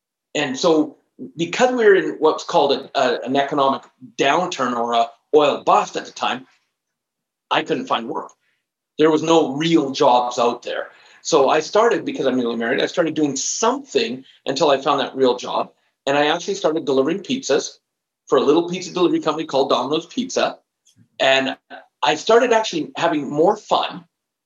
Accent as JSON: {"language": "English", "country": "Canada", "also_born_or_lived": "Alberta", "said": "where I'm living right now in Alberta, I am Canadian"}